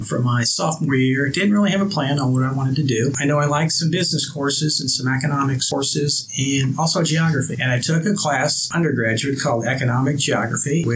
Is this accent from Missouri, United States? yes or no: yes; St. Louis, Missouri, United States; also born or lived in Columbia, Missouri; I grew up in St. Louis